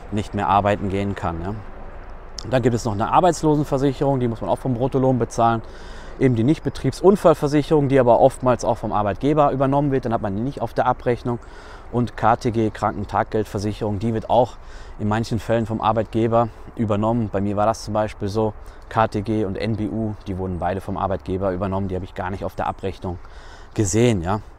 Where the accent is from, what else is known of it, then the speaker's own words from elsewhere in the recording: North Rhine-Westphalia, Germany; now in Switzerland; wenn ich das vergleiche mit meiner Heimat Nordrhein-Westfalen und dann hier mit der Schweiz.